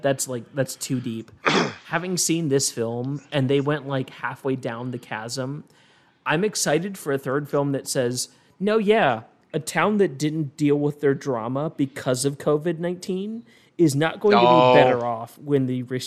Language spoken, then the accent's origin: English; Martinsburg, West Virginia, United States; Like I'm from Martinsburg, West Virginia.